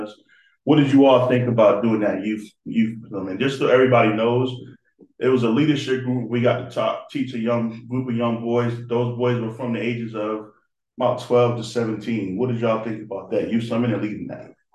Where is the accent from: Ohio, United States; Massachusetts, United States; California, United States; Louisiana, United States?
Massachusetts, United States; Boston; moved away; I'm from Boston.